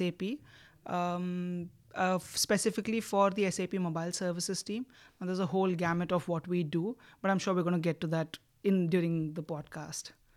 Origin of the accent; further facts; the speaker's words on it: India; moved away as an adult; also born or lived in Oxford; I'm from India